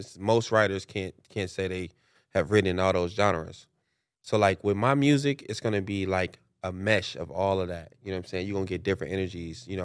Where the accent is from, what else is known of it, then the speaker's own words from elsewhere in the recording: Chicago, Illinois, United States; moved away; also born or lived in Los Angeles / Atlanta; I grew up in Chicago